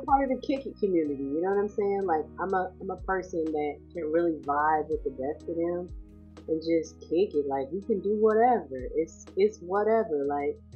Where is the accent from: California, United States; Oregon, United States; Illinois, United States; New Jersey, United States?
California, United States; Sacramento; moved away as an adult; also born or lived in San Jose, California; now in the Carolinas, United States; I'm originally from California. I was raised in Sacramento, California